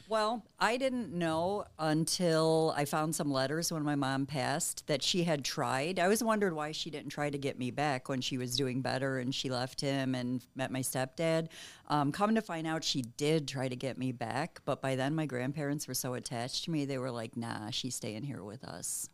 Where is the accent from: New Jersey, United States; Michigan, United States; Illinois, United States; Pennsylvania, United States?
Illinois, United States; Chicago; moved away as an adult; now in Southern Illinois, United States; I'm originally from Chicago